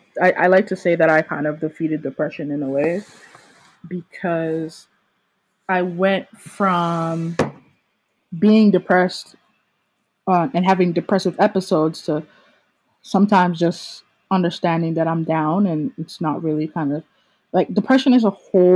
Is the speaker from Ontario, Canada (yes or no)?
yes; Toronto, Ontario, Canada; I think the thing about me, Terrell, Ray Hammond, and even Chris is it doesn't sound like we're from Toronto.